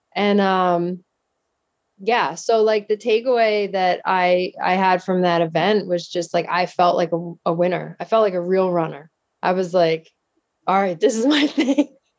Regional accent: Downingtown, Pennsylvania, United States; I grew up in Downingtown, Pennsylvania. It's in southeastern Pennsylvania, about Uh, probably like forty minutes outside of Philadelphia

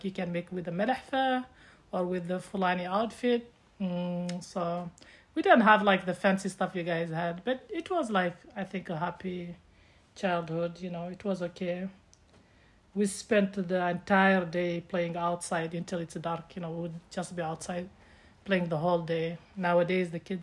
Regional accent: Mauritania; moved away as an adult; also born or lived in Chicago area, United States; now in United States; I'm from Mauritania. I was born and grew up in Mauritania until I was almost 24. Moved to USA

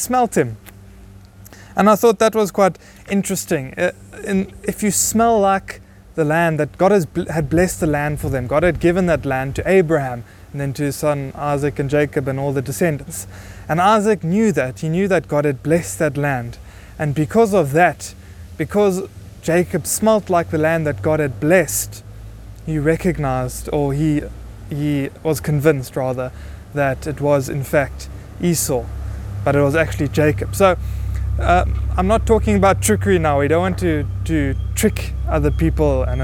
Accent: Buffalo City, Eastern Cape, South Africa; we are from Buffalo City

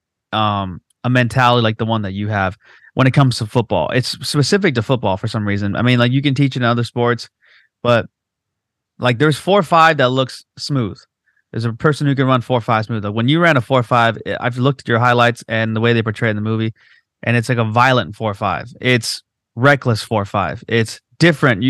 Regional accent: Whittier, California, United States; my hometown in Whittier

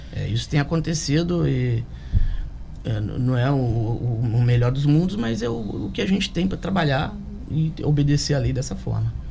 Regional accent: Volta Redonda, Rio de Janeiro, Brazil; moved away as an adult; now in Angra dos Reis, Brazil; Eu sou de Volta Redonda, é, estou aqui no município desde 2007

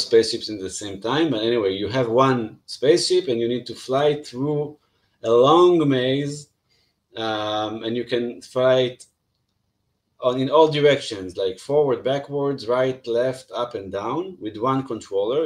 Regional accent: Israel; i come from Israel

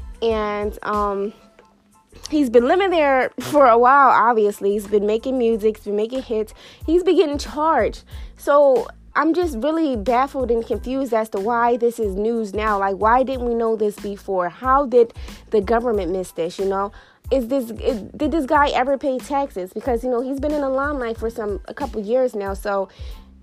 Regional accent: Philadelphia, Pennsylvania, United States; I'm from Philadelphia, you know. I grew up in Philadelphia

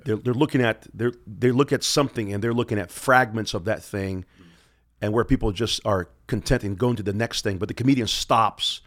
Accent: Pensacola, Florida, United States; now in Moscow, Idaho, United States; I'm from Pensacola, Florida

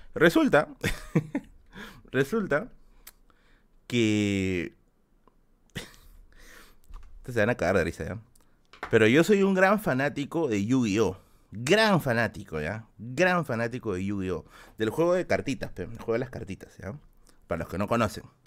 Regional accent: Peruvian highlands, Aymara, Andean highlands, Peru; Soy serrano, carajo. Yo soy serrano. Yo soy cholo, cholo. Es más, Aymara. Soy Aymara

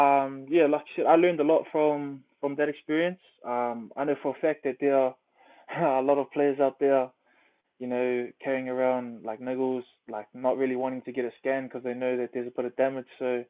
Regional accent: Auckland, New Zealand; So I grew up in Auckland, born in Auckland. I grew up out east in a place called Glen Innes, Port England.

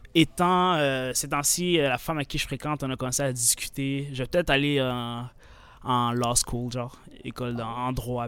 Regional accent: Sherbrooke, Quebec, Canada; accent: québécois; 22 ans, grandi à Sherbrooke

